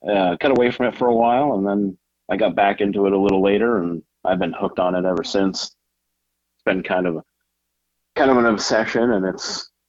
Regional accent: Lakes Region, New Hampshire, United States; moved away as an adult; also born or lived in Gulf Coast; I'm from the Lakes region of New Hampshire.

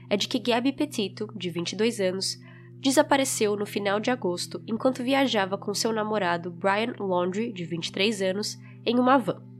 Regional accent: Florida, United States; tínhamos passado por uma van branca com placa da Flórida, e aquilo chamou atenção porque nós também somos da Flórida e queríamos dizer oi

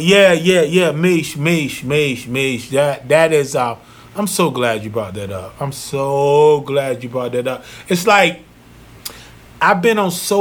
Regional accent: North Carolina, United States; moved away; my hometown, Zeppelin, North Carolina

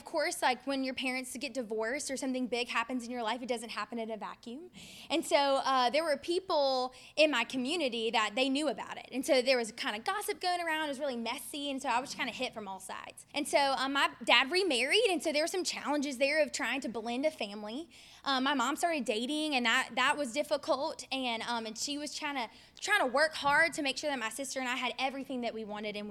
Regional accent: Ocean Springs, Mississippi, United States; moved away as an adult; also born or lived in Oxford, Mississippi; now in Jackson, United States; I'm from Ocean Springs, Mississippi.

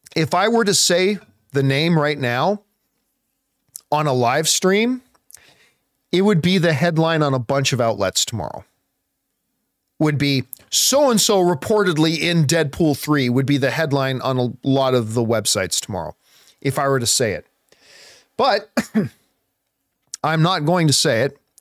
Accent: Hamilton, Ontario, Canada; I grew up in Hamilton, Ontario, which is right beside Buffalo

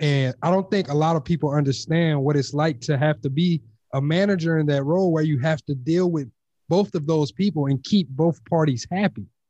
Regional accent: Louisiana, United States; moved away; also born or lived in Texas; I'm originally from Louisiana

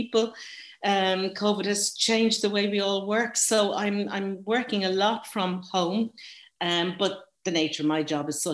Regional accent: Dublin, Leinster, Ireland; moved away as an adult; now in Galway, Ireland; I'm from Dublin. I'm a Northside Dub living in Galway

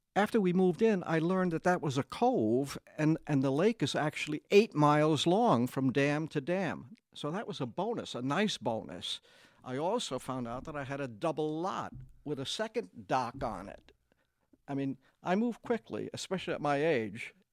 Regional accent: New York City, New York, United States; moved away as an adult; now in Kingsport, United States; I'm from Brooklyn

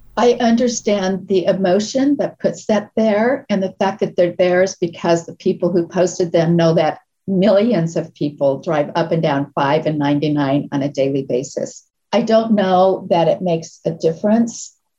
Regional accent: Nebraska, United States; moved away; I come from Nebraska

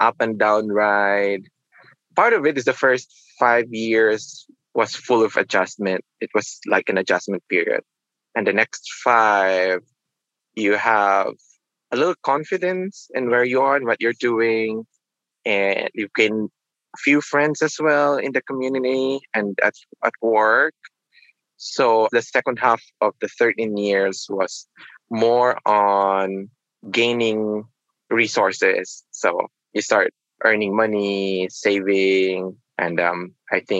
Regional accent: Manila, Metro Manila, Philippines; moved away as an adult; also born or lived in Queens, New York; now in New York, United States; I'm born and raised in Manila. So it's Metro Manila, Philippines. And I moved to New York when I was 28

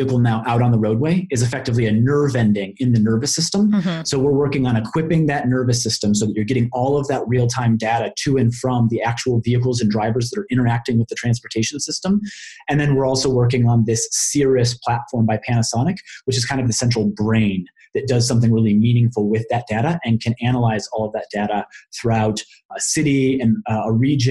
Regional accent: Colorado, United States; like my home state of Colorado

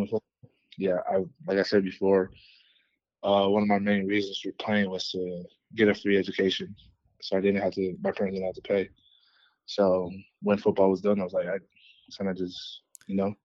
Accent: East Palo Alto, California, United States; moved away as an adult; also born or lived in Kansas; now in Denver, United States; I grew up in California, uh, in the Bay Area uh, from a small town called East Palo Alto

